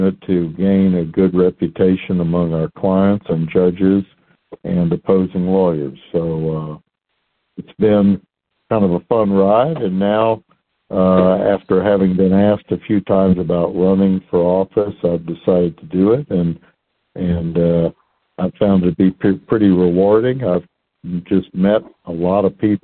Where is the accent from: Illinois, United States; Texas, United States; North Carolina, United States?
Texas, United States; Houston; I grew up in Houston, went to the public schools here